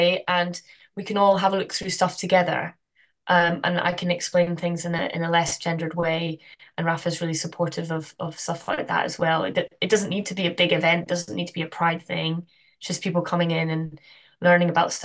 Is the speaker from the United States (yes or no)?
no; Glasgow, Scotland, United Kingdom; now in Amsterdam, Netherlands; I'm from Glasgow originally.